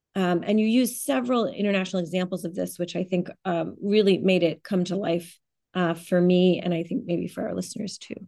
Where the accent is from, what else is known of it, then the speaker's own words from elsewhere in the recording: United States; as an American